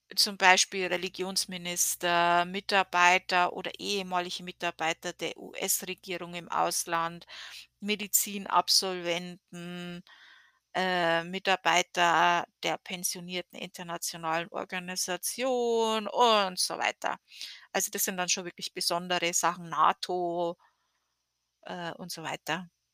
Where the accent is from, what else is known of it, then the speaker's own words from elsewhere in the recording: Germany; now in United States; wir als Deutsche